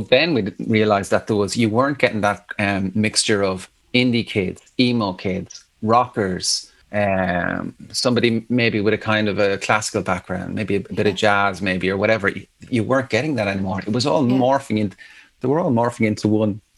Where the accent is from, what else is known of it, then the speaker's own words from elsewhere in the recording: Athlone, Leinster, Ireland; moved away as an adult; also born or lived in Galway / Dublin; I'm from Athlone, yeah. there was a Christian Brothers school